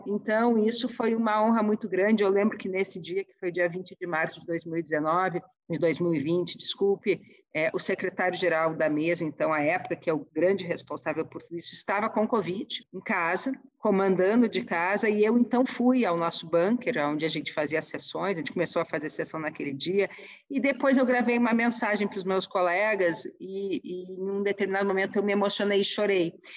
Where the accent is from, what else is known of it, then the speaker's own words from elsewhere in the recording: Porto Alegre, Rio Grande do Sul, Brazil; moved away as an adult; also born or lived in Ijuí, Brazil; now in Brasília, Brazil; eu sou gaúcha, é, nasci em Porto Alegre